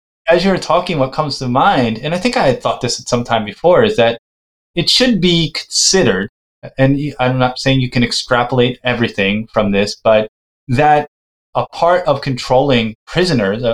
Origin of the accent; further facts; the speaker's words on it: United States; I'm from the United States